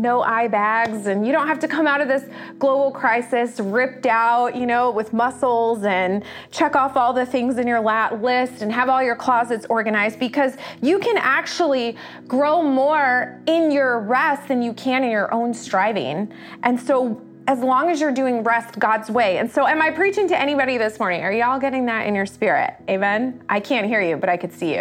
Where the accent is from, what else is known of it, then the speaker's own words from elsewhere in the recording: United States; as American culture